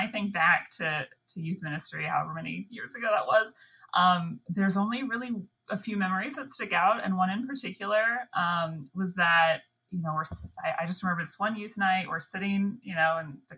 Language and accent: English; Northern Virginia, United States; moved away as an adult; also born or lived in Mobile, Alabama / Montgomery, Alabama; I'm from Northern Virginia originally, and we ended up moving back here for my husband's job